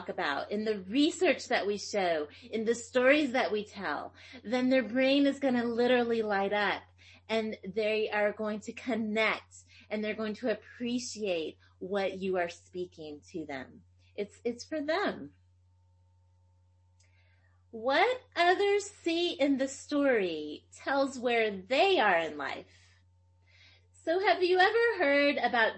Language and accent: English; Tennessee, United States; first language Greek; English is a second language; I speak Greek. It was actually my first language and I grew up in Tennessee and I learned English and we spoke Greek in the home.